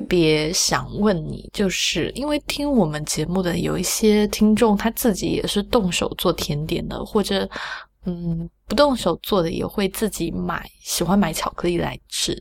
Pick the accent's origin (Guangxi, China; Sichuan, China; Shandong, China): Sichuan, China; 我从小在，就是四川很热嘛，然后冬天又很冷，所以我们冬天没有暖气